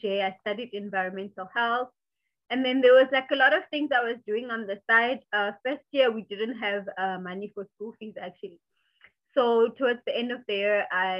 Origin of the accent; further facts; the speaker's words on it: South Africa; I grew up in Freedom Park, which was back then in my childhood, it was like an informal settlement. But now it's like a formal township.